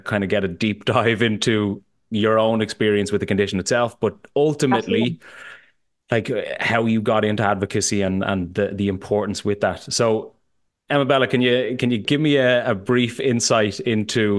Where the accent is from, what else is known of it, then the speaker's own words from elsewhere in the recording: Ireland; I come from Ireland